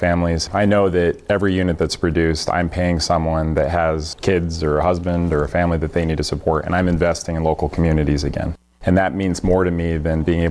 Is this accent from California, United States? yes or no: no; Wyoming, United States; moved away as an adult; now in Massachusetts, United States; my home state of Wyoming